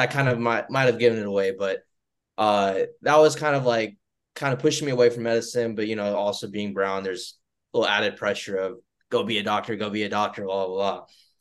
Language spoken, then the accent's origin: English; Troy, Alabama, United States; moved away as an adult; also born or lived in Georgia / North Carolina; now in Birmingham, United States; So I'm not from Birmingham. I'm from Troy, which is like 2.5 hours from here.